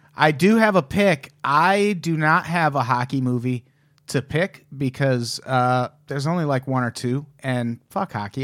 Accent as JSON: {"language": "English", "region": "Illinois", "country": "United States", "said": "I'm from Illinois"}